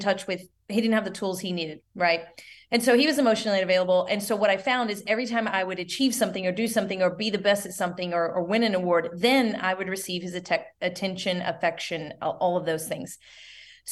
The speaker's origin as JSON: {"language": "English", "region": "the South", "country": "United States", "said": "we're both from the South"}